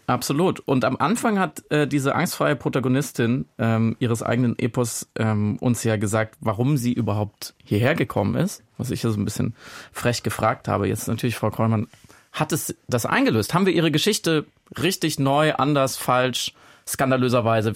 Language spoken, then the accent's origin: German; Freiburg im Breisgau, Baden-Württemberg, Germany; als gebürtiger Friburger